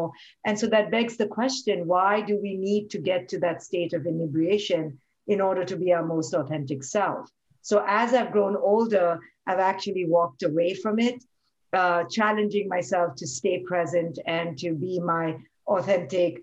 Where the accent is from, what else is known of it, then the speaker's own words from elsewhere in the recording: India; moved away as an adult; I grew up in India